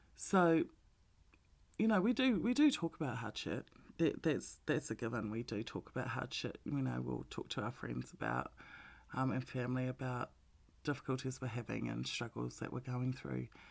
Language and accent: English; Melbourne, Victoria, Australia; we're from Melbourne, so we were the most locked down city in the world.